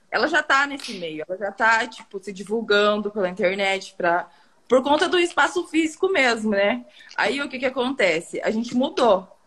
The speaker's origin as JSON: {"language": "Portuguese", "town": "Tomazina", "region": "Paraná", "country": "Brazil", "said": "Tomazina, Tomazina, Paraná, interior do Paraná"}